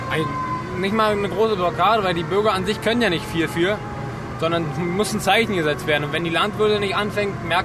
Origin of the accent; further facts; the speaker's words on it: Brandenburg, Germany; Wir kommen aus dem Oderbruch.